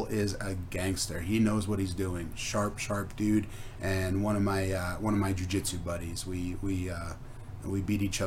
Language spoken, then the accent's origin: English; East Coast, United States; moved away; I'm originally from the East Coast, so I worked at New York sports clubs